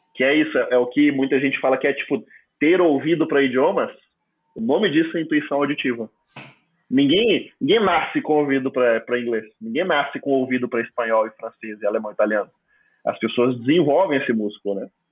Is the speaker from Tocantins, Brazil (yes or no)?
yes; Palmas, Tocantins, Brazil; first language Portuguese; na minha cidade de Palmas Tocantins